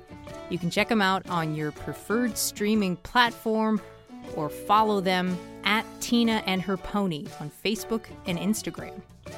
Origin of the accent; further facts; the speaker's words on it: Lynn, Massachusetts, United States; I'm from Lynn.